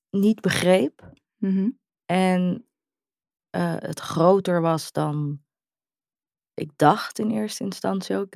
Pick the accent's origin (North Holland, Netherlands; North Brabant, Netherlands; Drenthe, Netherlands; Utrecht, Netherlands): Utrecht, Netherlands; En ik hoor bij Utrecht, ik kom uit Utrecht, ik woon in Utrecht.